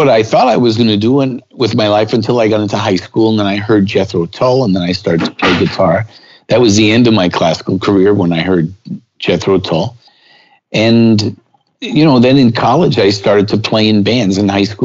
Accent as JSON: {"language": "English", "town": "New York City", "region": "New York", "country": "United States", "tie": "born or raised there", "said": "I grew up in Brooklyn a long time before Brooklyn was cool."}